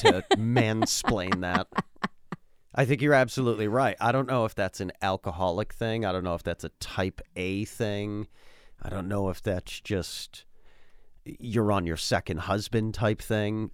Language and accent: English; United States; living in this country and being an American